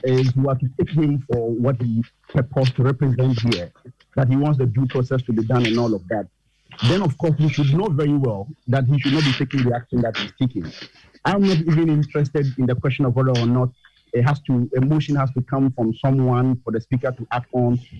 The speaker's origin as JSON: {"language": "English", "area": "Asante Akim Central", "region": "Ashanti", "country": "Ghana", "moved": "yes", "lives_now": "Madina, Ghana", "said": "I'm originally from the Asantehachim Central"}